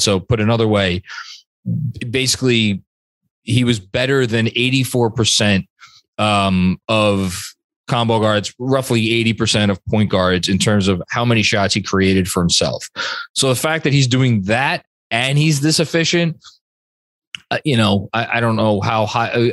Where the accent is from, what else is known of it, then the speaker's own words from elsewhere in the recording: New York, United States; a New Yorker